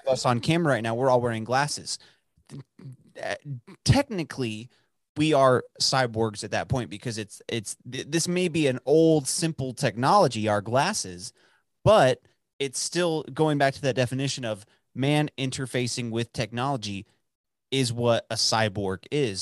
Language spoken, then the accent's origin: English; outside of Dallas, Texas, United States; the town that I grew up in outside of Dallas for eighteen years